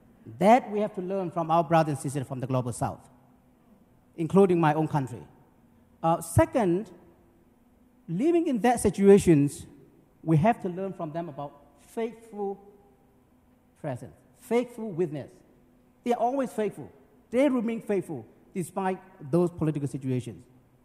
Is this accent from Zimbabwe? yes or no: no; Myanmar